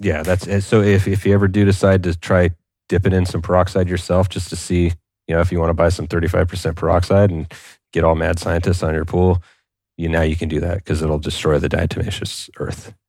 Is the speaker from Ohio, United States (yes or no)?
no; California, United States; I'm a guy from California